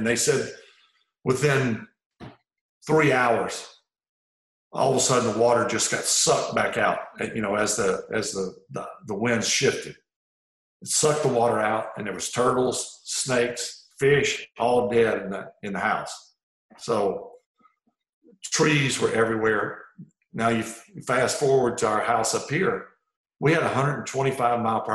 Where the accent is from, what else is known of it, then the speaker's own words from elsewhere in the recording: Mississippi Gulf Coast, United States; moved away; my hometown is right on the front right of that eye